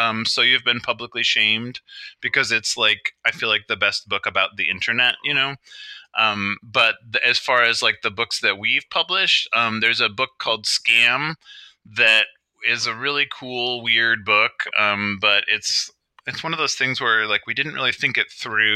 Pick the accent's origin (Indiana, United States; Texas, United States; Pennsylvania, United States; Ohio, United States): Ohio, United States; Cleveland; I grew up in Cleveland, like in the 70s